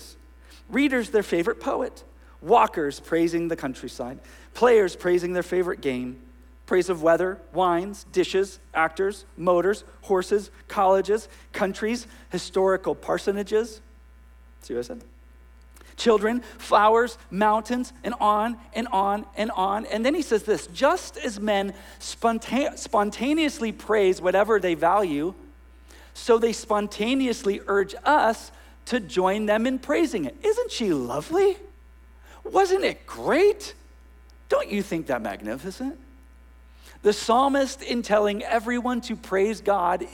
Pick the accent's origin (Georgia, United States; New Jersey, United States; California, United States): California, United States; Northern; now in Ventura, United States; I grew up in Northern California where, forgive me, children, everything was hella this and hella